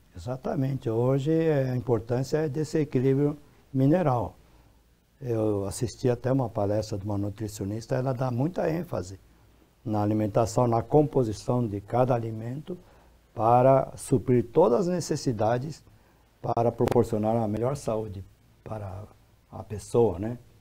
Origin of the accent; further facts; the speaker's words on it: Brazil; eu nasci no Brasil